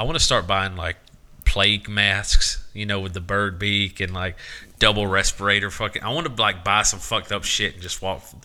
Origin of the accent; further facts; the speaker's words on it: Southern United States, United States; a lot of Southerners think it's our idea